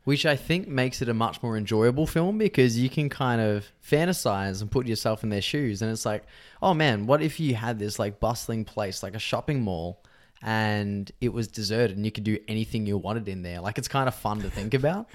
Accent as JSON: {"language": "English", "region": "Victoria", "country": "Australia", "tie": "born or raised there", "said": "old houses that I lived in when I was growing up in Victoria"}